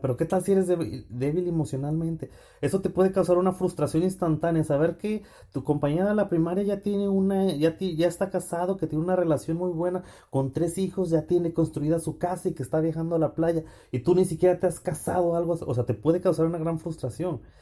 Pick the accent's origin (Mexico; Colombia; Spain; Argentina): Mexico; Fresnillo, Zacatecas; moved away as an adult; also born or lived in Texas; now in Champaign-Urbana, United States; Soy nacido y crecido en Fresnillo